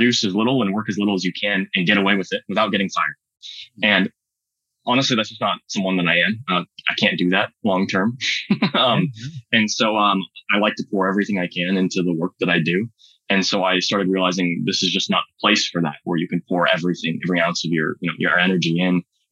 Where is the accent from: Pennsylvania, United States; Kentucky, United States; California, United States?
California, United States; Silicon Valley; I grew up in Silicon Valley